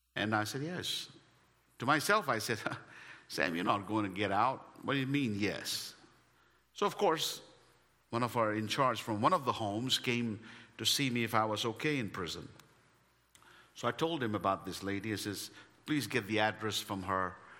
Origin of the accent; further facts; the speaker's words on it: India; English is a second language; moved away; as an Indian.